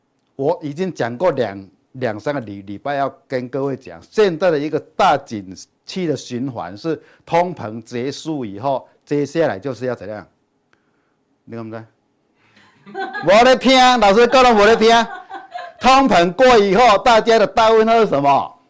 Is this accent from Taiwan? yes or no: yes; Chiayi, Taiwan; 各位，我是金钱豹朋友，大家好，我是嘉义的